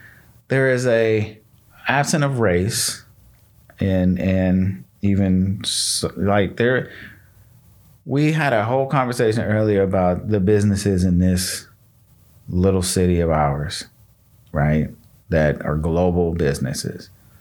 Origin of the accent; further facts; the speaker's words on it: Michigan, United States; born there; I told you I was born in Michigan. My family moved from Michigan because it really wasn't nothing.